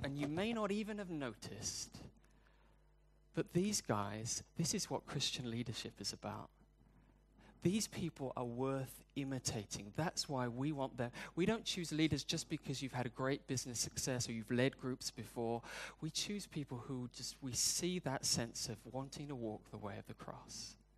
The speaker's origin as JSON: {"language": "English", "country": "United Kingdom", "said": "I'm British"}